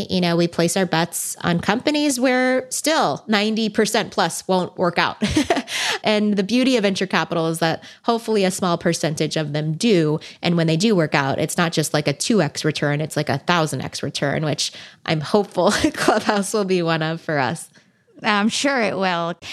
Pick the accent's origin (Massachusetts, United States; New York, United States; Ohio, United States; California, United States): California, United States; I've been born and bred in Silicon Valley, and venture capital is just like right outside my door.